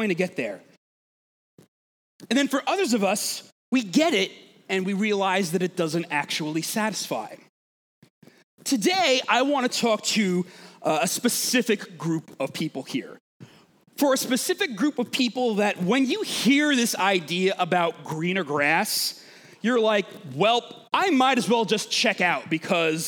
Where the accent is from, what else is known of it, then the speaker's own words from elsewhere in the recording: Long Island, New York, United States; I'm from Long Island